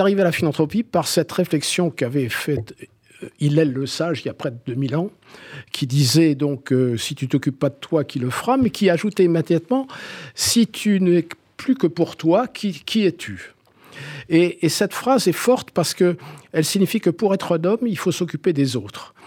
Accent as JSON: {"language": "French", "town": "Algiers", "region": "Algiers Province", "country": "Algeria", "tie": "born or raised there", "moved": "yes", "lives_now": "Corsica, France", "said": "J'ai passé ma petite enfance euh, dans le quartier populaire de Bab el Oued euh, à Alger"}